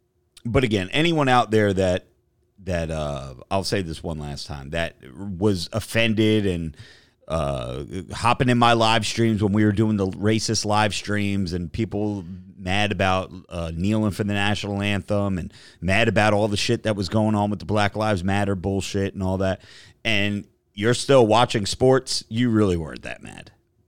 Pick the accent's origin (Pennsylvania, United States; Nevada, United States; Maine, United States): Maine, United States; Bar Harbor; Joey, yes, I'm from Bar Harbor, Maine.